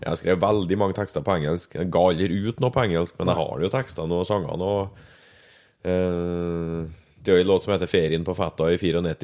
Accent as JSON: {"language": "Norwegian", "town": "Verdal", "region": "Trøndelag", "country": "Norway", "tie": "born or raised there", "moved": "as an adult", "lives_now": "Levanger, Norway", "said": "født og oppvokst på Verdalen. Ja. Bodde der til jeg var 19 ish. Så flytta jeg hit, til Levanger"}